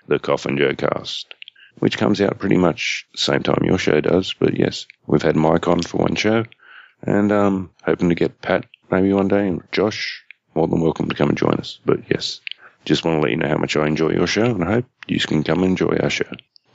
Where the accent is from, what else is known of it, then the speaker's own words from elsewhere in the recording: Australia; I'm from Australia, as you may have guessed from my accent.